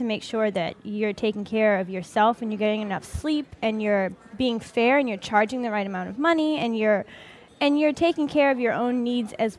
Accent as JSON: {"language": "English", "town": "New Orleans", "region": "Louisiana", "country": "United States", "said": "I'm from 7th Ward in New Orleans."}